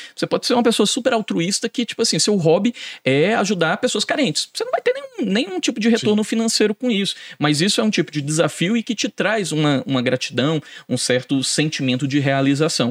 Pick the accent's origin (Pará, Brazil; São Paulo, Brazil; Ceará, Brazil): Ceará, Brazil; Fortaleza; moved away; Eu sou de Fortaleza